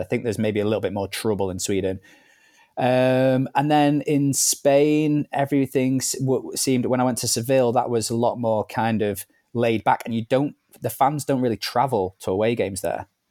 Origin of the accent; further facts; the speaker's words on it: Manchester, North West England, United Kingdom; also born or lived in Liverpool; I'm originally from Liverpool, but I grew up in Manchester